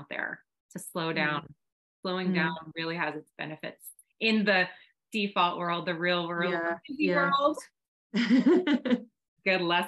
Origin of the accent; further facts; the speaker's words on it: United States; as an American